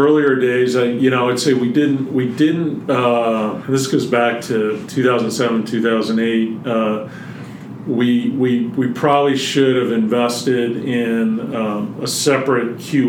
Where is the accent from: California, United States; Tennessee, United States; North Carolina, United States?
North Carolina, United States; now in Colorado, United States; I grew up mostly in North Carolina, but moved out here in 1988